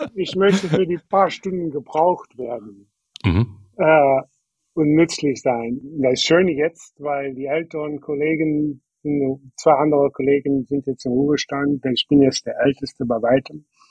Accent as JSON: {"language": "German", "country": "Germany", "tie": "born or raised there", "also_born_or_lived": "Wisconsin, United States", "moved": "as an adult", "lives_now": "United States", "said": "Ich bin in, in Döken auf einem, auf einem Bauernhof aufgewachsen"}